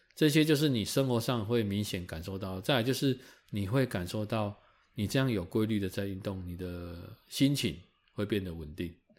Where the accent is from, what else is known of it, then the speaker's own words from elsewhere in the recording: Taiwan; 应该身为台湾人